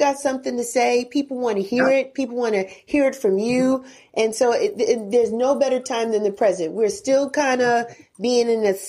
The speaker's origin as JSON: {"language": "English", "region": "New York", "country": "United States", "tie": "born or raised there", "said": "I grew up with him in New York, listening to him on the radio all the time."}